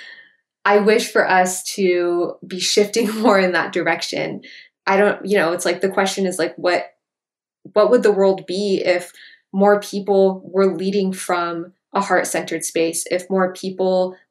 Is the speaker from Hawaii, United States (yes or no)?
yes; Hawaiian Islands, United States; Growing up in the Hawaiian Islands